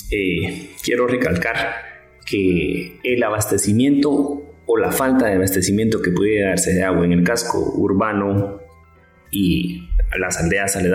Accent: Guatemala; Es que en Guatemala no se cumple la ley. Recordemos que quien la cumple somos nosotros, ¿sí? Somos los guatemaltecos.

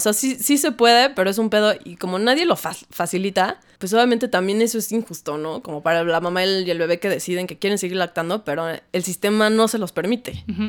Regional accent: Mexico; creciendo en México

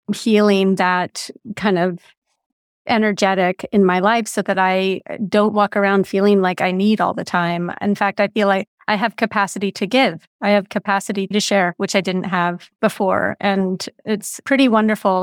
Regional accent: Big Sur, California, United States; moved away; I grew up in Big

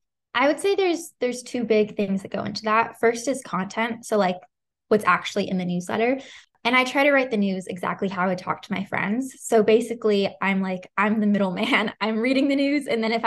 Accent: Santa Barbara, California, United States; I'm 18 years old. I'm the founder of The Cram. I'm from Santa Barbara, California.

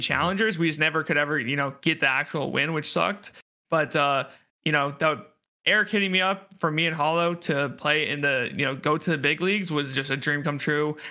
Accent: Fairbanks, Alaska, United States; Fairbanks, Alaska

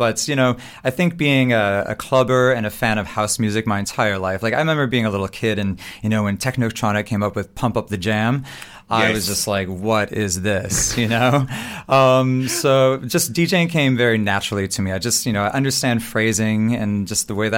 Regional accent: Minnesota, United States; moved away as an adult; also born or lived in New York City; I grew up in Minnesota in the US of A, up north

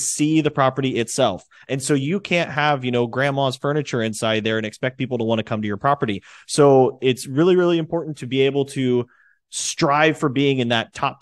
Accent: Fort Wayne, Indiana, United States; you and I were both Midwest boys at heart. You know, I'm from Fort Wayne, Indiana.

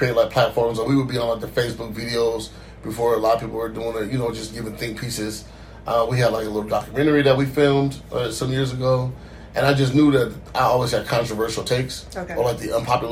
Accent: Seattle, Washington, United States; moved away as an adult; now in Los Angeles, United States; Seattle native, born and raised

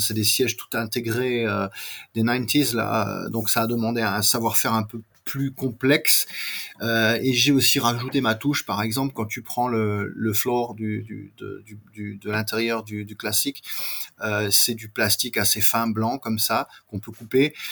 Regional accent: France; accent: very French; j'ai un accent très français

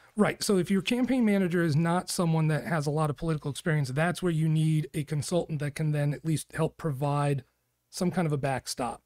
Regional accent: New York, United States; now in Arizona, United States; I grew up in New York.

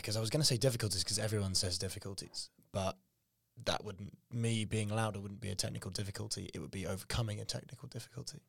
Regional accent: England, United Kingdom; we're English

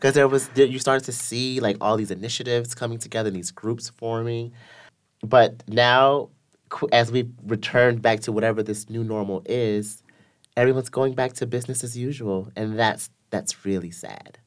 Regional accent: the South, United States; I'm from the South in America

